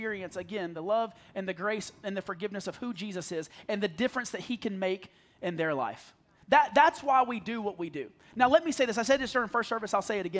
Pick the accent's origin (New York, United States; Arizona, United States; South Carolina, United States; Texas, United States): South Carolina, United States; I grew up in the middle of nowhere, South Carolina